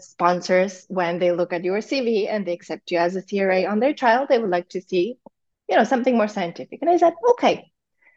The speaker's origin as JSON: {"language": "English", "town": "Zalău", "region": "Sălaj County", "country": "Romania", "said": "I'm from Zalo, which is like 40 minutes from Cluj-Napoca"}